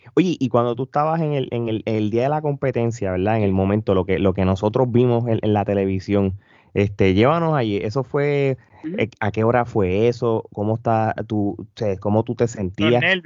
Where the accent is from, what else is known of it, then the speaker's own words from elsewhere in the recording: Puerto Rico; nosotros como boricua